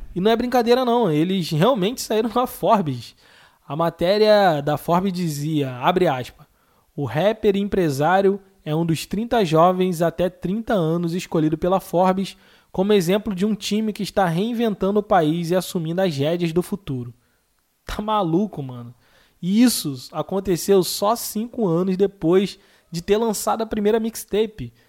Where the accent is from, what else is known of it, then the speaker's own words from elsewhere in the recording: Rio de Janeiro, Brazil; Eu sou do Rio de Janeiro, como vocês podem perceber pelo meu sotaque